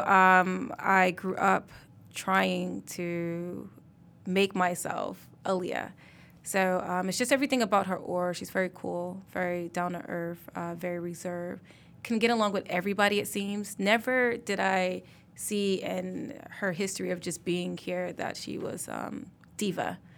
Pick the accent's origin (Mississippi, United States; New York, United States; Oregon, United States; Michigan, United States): Mississippi, United States; now in Detroit, United States; I'm from Mississippi, most people think that I'm a native of Detroit